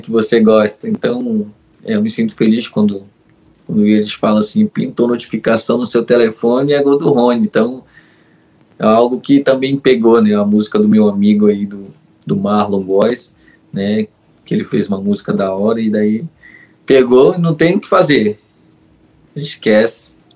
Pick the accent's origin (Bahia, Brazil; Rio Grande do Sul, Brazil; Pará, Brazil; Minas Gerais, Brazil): Pará, Brazil; Magalhães Barata; moved away; o meu Pará e principalmente a minha cidade, que é Magalhães Barata mas a minha Vila Quadros ali é, é a melhor, aonde eu nasci mesmo